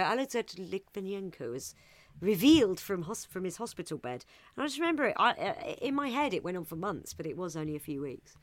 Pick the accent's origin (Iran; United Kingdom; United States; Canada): United Kingdom; England; I'm English